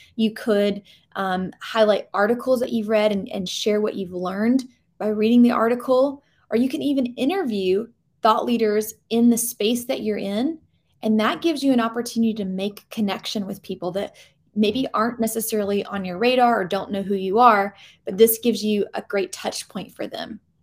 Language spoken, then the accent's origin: English; Georgia, United States; now in North Carolina, United States; I grew up in Georgia